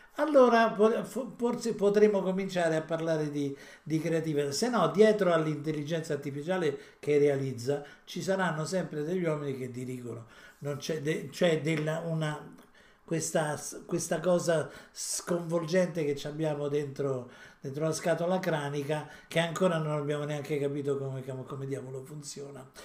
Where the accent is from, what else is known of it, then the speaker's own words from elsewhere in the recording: Italy; siamo nati in Italia